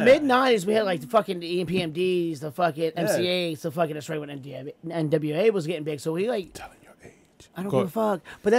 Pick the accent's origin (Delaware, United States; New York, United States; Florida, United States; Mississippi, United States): Delaware, United States; now in Washington, D.C., United States; I grew up in Delaware, bro.